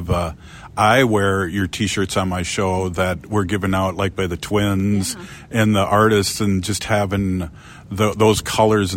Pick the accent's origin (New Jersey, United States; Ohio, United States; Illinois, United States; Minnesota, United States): Minnesota, United States; also born or lived in St. Paul, Minnesota; me being a Minnesotan and living in the Twin Cities in St. Paul